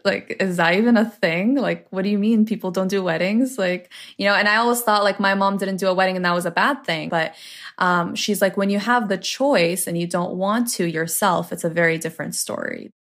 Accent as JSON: {"language": "English", "town": "Toronto", "region": "Ontario", "country": "Canada", "tie": "born or raised there", "said": "I am Lebanese Canadian. My parents were born in Lebanon. I was born in Toronto, Canada"}